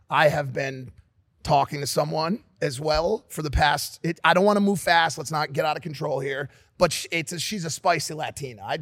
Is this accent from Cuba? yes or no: yes; Havana, Cuba; Yo, you know, you know I'm from Havana, right?